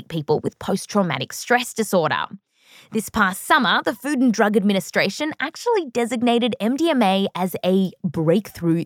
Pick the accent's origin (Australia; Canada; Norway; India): Australia; growing up in Australia